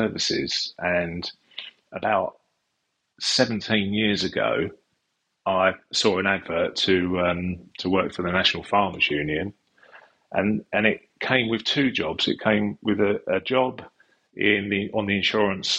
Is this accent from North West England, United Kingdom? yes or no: no; Epping Forest, East of England, United Kingdom; also born or lived in London; I was born in London, but brought up in Epping Forest, which is part of the Lee Valley.